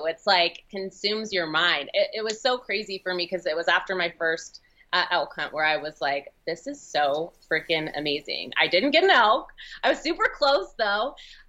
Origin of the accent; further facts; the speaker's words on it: Oregon, United States; moved away as an adult; now in Utah, United States; And I'm from Oregon, so I moved to Utah maybe 2 years ago to take the position with Mountain Ops.